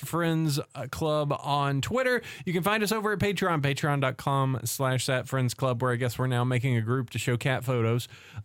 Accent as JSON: {"language": "English", "region": "Alabama", "country": "United States", "tie": "born or raised there", "said": "I said I was born in Alabama"}